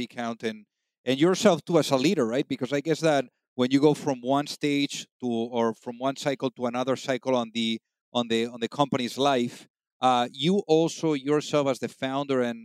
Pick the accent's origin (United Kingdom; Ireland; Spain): Spain; I'm originally from Spain